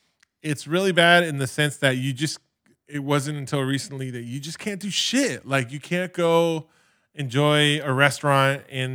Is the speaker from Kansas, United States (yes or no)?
no; Los Angeles, California, United States; I grew up in the San Fernando Valley, and for me, that area was Van Nuys, the porn one of the porn capitals of the world.